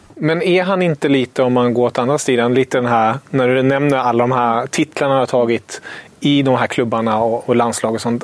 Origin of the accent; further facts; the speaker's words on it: Germany; moved away; som tysk